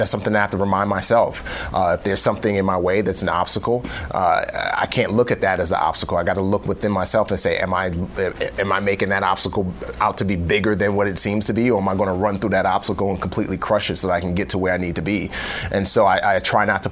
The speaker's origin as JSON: {"language": "English", "town": "New York City", "region": "New York", "country": "United States", "tie": "born or raised there", "also_born_or_lived": "West Africa", "said": "We grew up in New York City in the Bronx"}